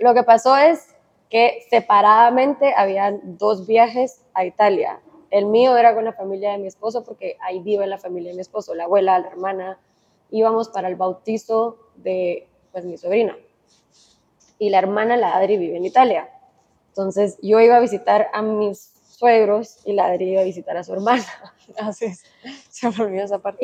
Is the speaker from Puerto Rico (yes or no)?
no; Guatemala; moved away as an adult; also born or lived in Miami, United States; Literalmente me mudé hace dos días de Miami a Guatemala